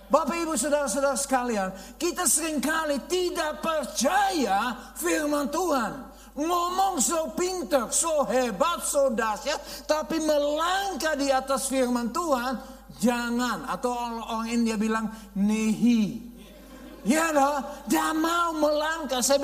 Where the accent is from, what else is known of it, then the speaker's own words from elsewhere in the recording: Netherlands; Indonesian is a second language; now in Indonesia; Jadi saya orang Belanda asli, ya bule yang benar-benar bule, ya obul, ya lahir di Belanda, besar di Belanda, dan saya uh, kami pindah saya uh, dengan Youth with ke misi di Indonesia